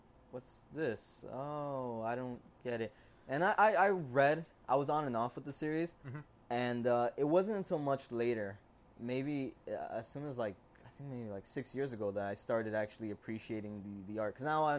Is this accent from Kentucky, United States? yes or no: no; Passaic, New Jersey, United States; also born or lived in Clifton, New Jersey / Paterson, New Jersey; here in Jersey, in Passaic, New Jersey